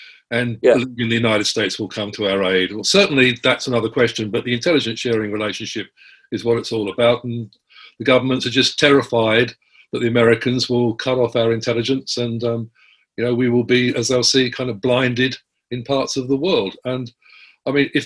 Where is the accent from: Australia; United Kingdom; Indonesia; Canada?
Australia